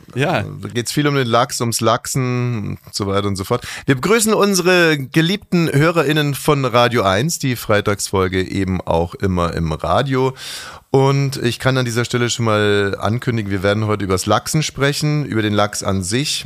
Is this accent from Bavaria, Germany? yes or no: yes; Bavaria, Germany; ich hatte als Kind in der Schule große Probleme, weil meine Eltern beides, äh, also Ausländer waren und sehr spezielle Menschen waren. Und ich war auch ein sehr spezieller Mensch und ich war in diesem bayerischen Klassenverbund